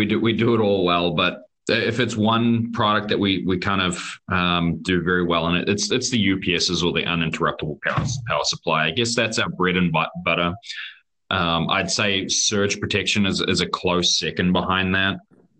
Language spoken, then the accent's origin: English; California, United States; accent: New Zealand; also born or lived in New Zealand; I'm originally California. You probably won't believe it with my accent, but I spend a bit of time.